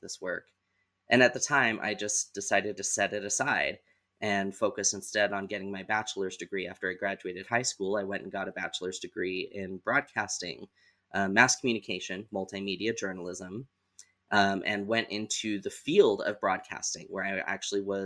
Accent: Southeast Idaho, United States; I was born and raised in Southeast Idaho

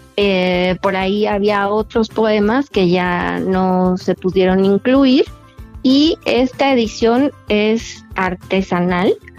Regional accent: Mexico; como es nuestra costumbre como mexicanos

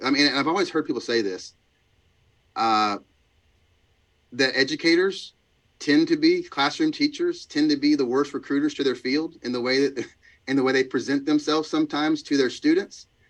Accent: Georgia, United States; we're from Georgia

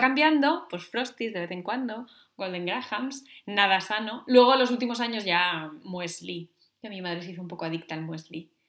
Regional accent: Navia, Asturias, Spain; antes de salir en Navia, en mi pueblo

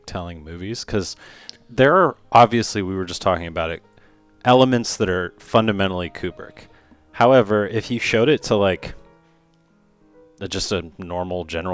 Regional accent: United States; As an American living in the post 20th century, early 21st century

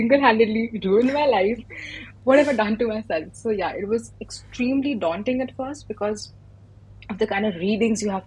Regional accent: India; moved away as an adult; now in Glasgow, United Kingdom; I'm an Indian international student at the University of Glasgow in Scotland

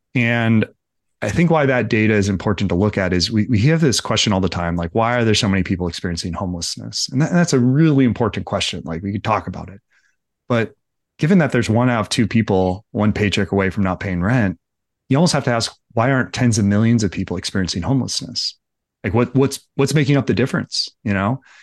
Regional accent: Livermore, California, United States; I grew up in Livermore

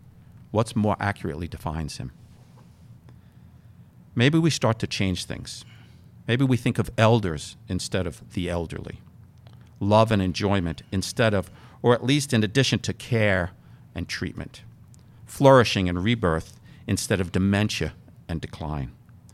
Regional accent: New York City, New York, United States; I grew up in New York City.

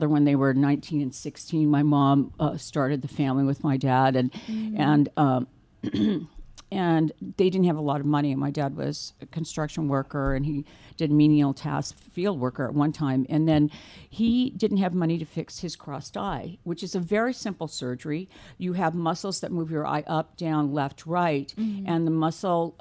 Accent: Oxnard, California, United States; moved away as an adult; also born or lived in Boston, Massachusetts / Hawaii; I was born and reared in Ventura County

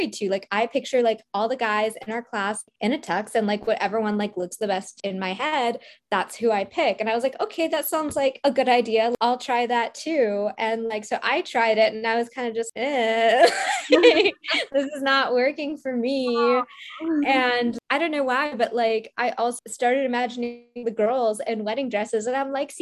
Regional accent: Midwest, United States; I grew up in the Midwest and I grew up in a Desi household.

